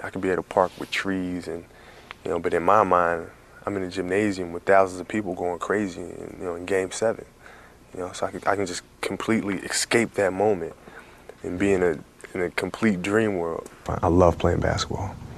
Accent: Italy; I played baseball growing up in Italy.

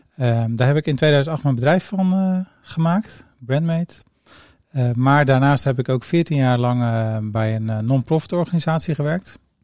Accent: Rotterdam, South Holland, Netherlands; also born or lived in Zeeland; Ik ben geboren in Zeeland, groot geworden in Rotterdam

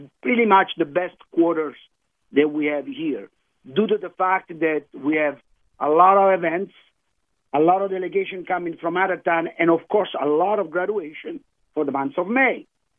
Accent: Campania, Italy; But I'm from the Amalfi Coast, I wanted to remind you, and our chef is from Tuscany.

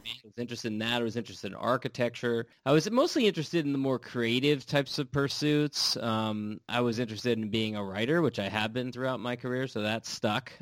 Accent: California, United States; also born or lived in Washington D.C.; I'm from California, I live in California now

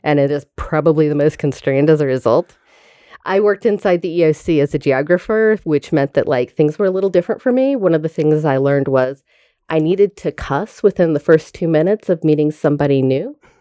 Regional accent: Tallahassee, Florida, United States; I am from Tallahassee, Florida

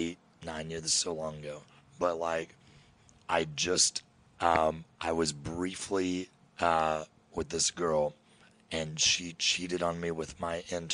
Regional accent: Kentucky, United States; I'm from Kentucky.

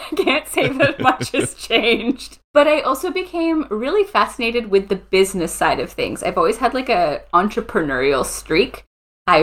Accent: St. Catharines, Ontario, Canada; moved away as an adult; also born or lived in France; now in Ottawa, Canada; I grew up in St. Catharines, so near Niagara Falls, Ontario.

